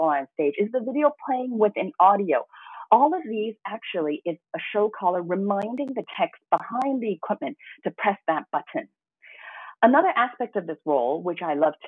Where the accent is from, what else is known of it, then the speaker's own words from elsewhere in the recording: Hong Kong; also born or lived in Toronto, Canada; although I was born in Toronto, Canada, I actually grew up and fell in love with Hong Kong